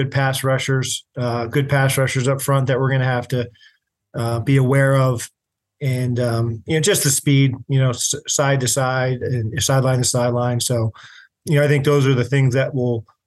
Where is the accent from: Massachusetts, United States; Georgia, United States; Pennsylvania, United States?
Pennsylvania, United States; Bethlehem; I'm from Bethlehem, Pennsylvania